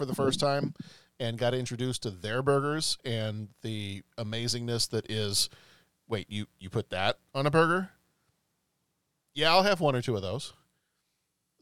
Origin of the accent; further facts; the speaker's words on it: Texas, United States; Growing up in Texas